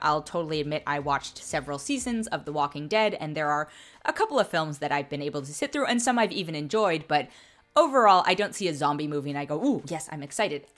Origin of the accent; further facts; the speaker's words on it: California, United States; as a Californian